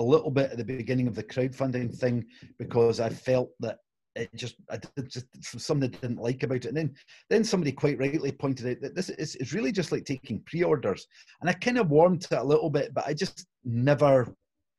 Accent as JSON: {"language": "English", "town": "Glasgow", "region": "Scotland", "country": "United Kingdom", "tie": "born or raised there", "said": "it's Italian a few generations back. But I was born in Glasgow"}